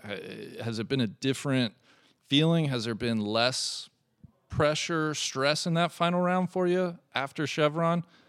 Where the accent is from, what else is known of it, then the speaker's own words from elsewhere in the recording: Cincinnati, Ohio, United States; I am here in Cincinnati, Ohio